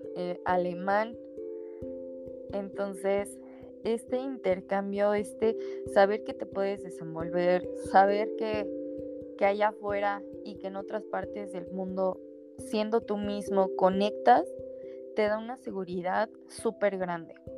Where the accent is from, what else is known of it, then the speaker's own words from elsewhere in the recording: Mexico; como mexicanos o como latinos